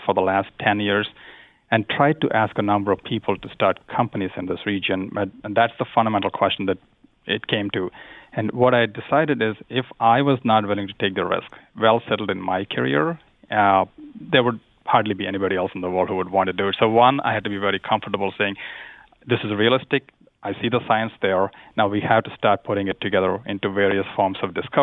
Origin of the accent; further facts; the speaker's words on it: India; moved away; I grew up in India